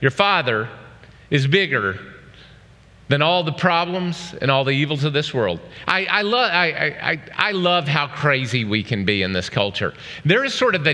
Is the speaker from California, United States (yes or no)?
no; Oklahoma, United States; moved away; I grew up in Oklahoma.